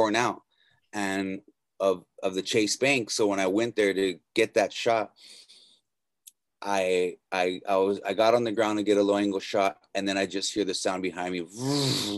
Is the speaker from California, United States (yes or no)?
yes; Norwalk, California, United States; Yeah, I am from Los Angeles, born and raised in Norwalk.